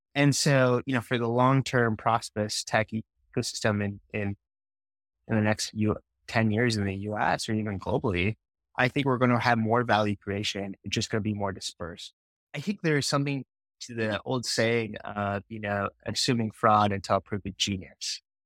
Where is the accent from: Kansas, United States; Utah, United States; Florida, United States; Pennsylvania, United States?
Utah, United States; I grew up in Utah